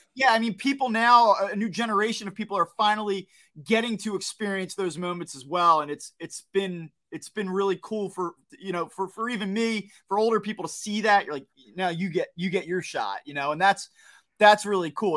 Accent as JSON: {"language": "English", "region": "New Jersey", "country": "United States", "tie": "born or raised there", "said": "I grew up in South Jersey. I don't wanna say I grew up in the city"}